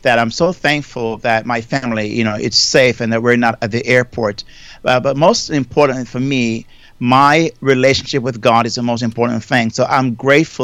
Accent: Jamaica; moved away as an adult; now in United States; I'm from Jamaica originally. You know, I migrated to the United States over almost 38 years now

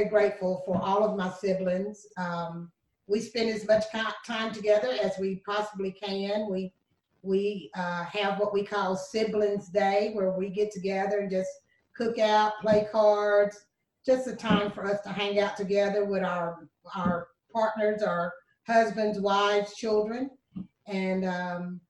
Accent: Lynchburg, Tennessee, United States; also born or lived in Shelbyville, Tennessee; now in Murfreesboro, United States; I was born and raised, actually born in Chevyville, Tennessee. I was raised in Lynchburg, Tennessee.

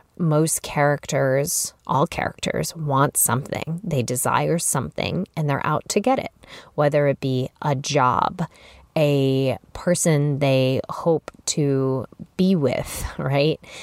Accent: Chicago, Illinois, United States; moved away as an adult; also born or lived in Massachusetts; I relocated as a young adult from Chicago, where I was from, to Massachusetts

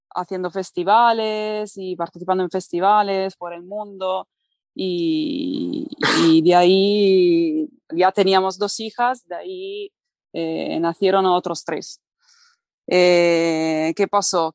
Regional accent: Italy; Spanish is a second language; moved away as an adult; also born or lived in Barcelona; yo soy italiana, pero me emigré a Barcelona

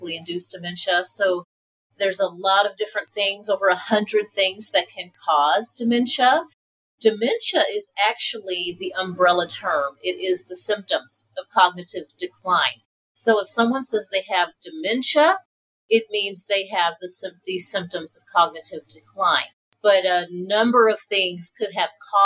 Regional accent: Oakland, California, United States; also born or lived in St. Croix, U.S. Virgin Islands; I was actually born in St. Croix, Virgin Islands, raised in Oakland, California

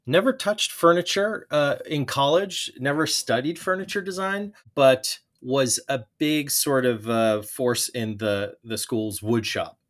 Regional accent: Long Island, New York, United States; growing up on Long Island

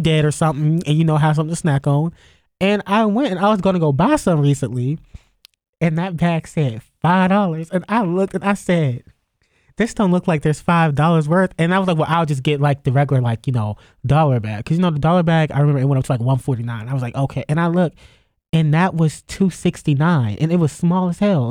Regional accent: Youngstown, Ohio, United States; moved away; back home, 'cause I'm from Youngstown

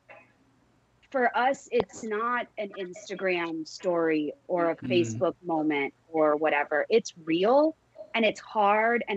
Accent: Texas, United States; I'm from Texas

